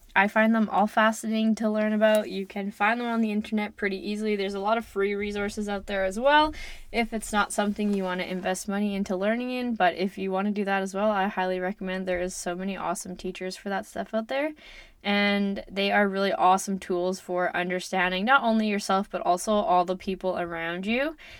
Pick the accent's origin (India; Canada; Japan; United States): Canada; Lloydminster; also born or lived in Kitscoty; I am from Canada. I grew up in and around Lloydminster